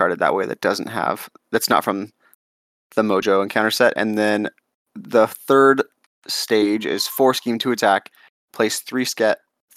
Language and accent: English; Southwest, United States; I'm from the Southwest